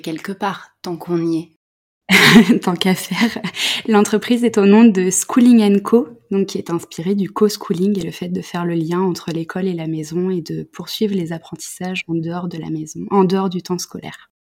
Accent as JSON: {"language": "French", "area": "Paris region", "region": "Île-de-France", "country": "France", "tie": "born or raised there", "also_born_or_lived": "Creuse", "said": "je suis née en région parisienne"}